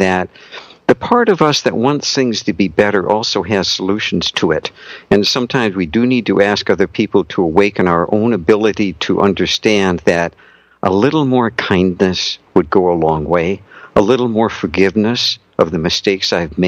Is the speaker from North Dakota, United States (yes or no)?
yes; North Dakota, United States; I was raised in North Dakota